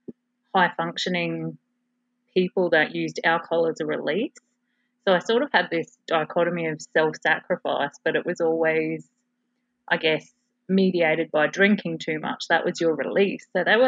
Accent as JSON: {"language": "English", "town": "Adelaide", "region": "South Australia", "country": "Australia", "tie": "born or raised there", "said": "So I was born in Adelaide, South Australia, into a very regimented, and what I now realise is a pattern of self-sacrifice family"}